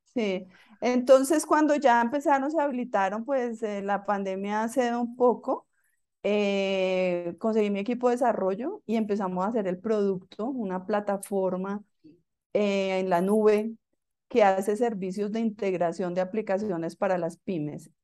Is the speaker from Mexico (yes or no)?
no; Bogotá, Colombia; yo soy colombiana, nací en Bogotá